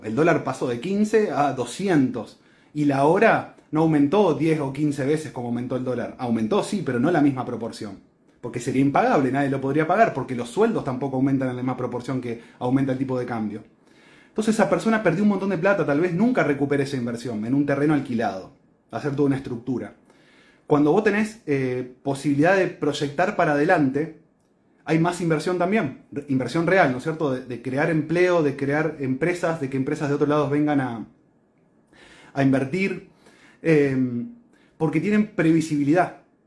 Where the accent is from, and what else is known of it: Argentina